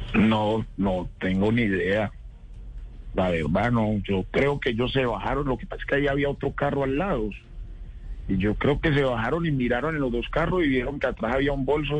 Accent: Tuluá, Valle del Cauca, Colombia; now in Bogotá, Colombia; nosotros crecimos juntos en Tuluá

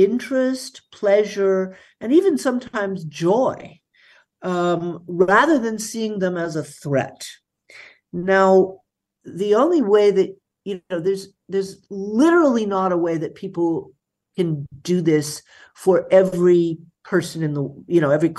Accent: United States; now in Berlin, Germany; I am an American

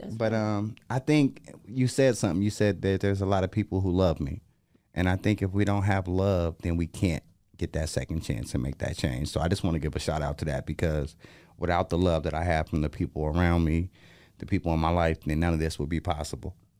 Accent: Portland, United States; I'm from Portland

